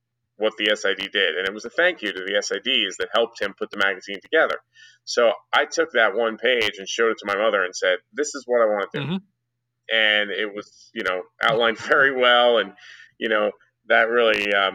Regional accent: New Jersey, United States; also born or lived in Connecticut; now in Dallas, United States; I grew up in New Jersey

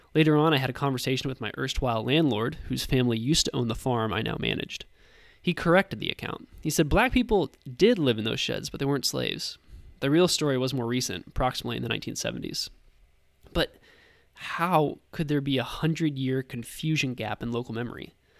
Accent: St. Louis, Missouri, United States; Growing up in the upwardly mobile suburbs of Saint Louis

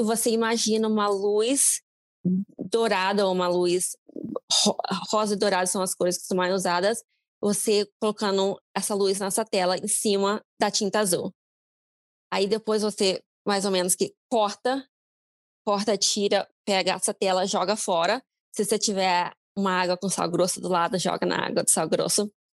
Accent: Brazil; now in United States; como brasileiro

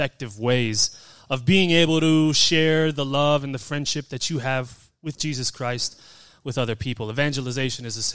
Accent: Las Vegas, Nevada, United States; I was born and raised here in Las Vegas

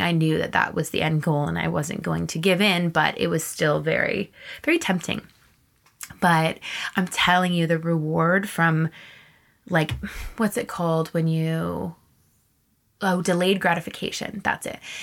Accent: Canada; also born or lived in Texas / East Coast / Vancouver; I'm Canadian

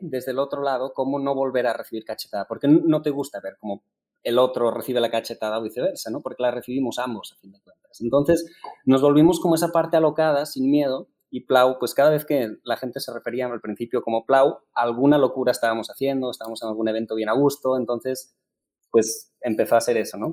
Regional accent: Spain; now in Mexico; como buenos españoles

